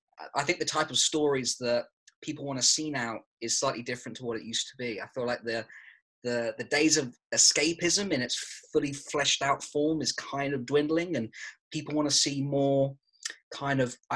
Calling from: London, United Kingdom; I'm calling from London at the moment

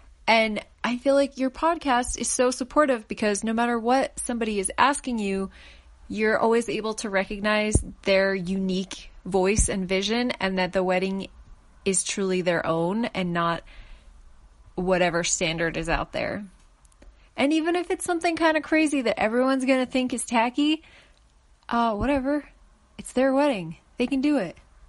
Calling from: Colorado, United States; I'm calling from Colorado, which is right in the middle of the United States.

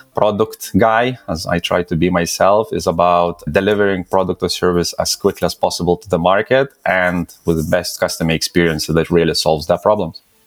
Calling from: London, United Kingdom; I'm calling from London. I'm located here, so yeah, London, UK

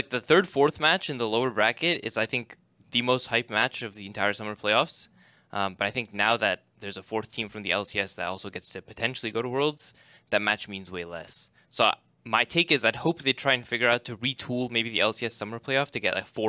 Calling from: Seattle, Washington, United States; Seattle, Washington.

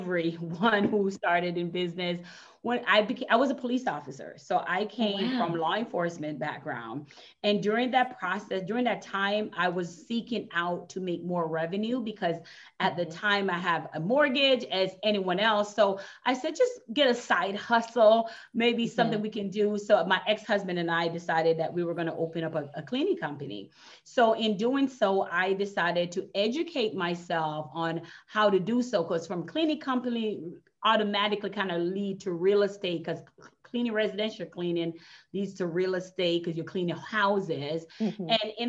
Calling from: Florida, United States; I'm in Florida. I'm in Florida.

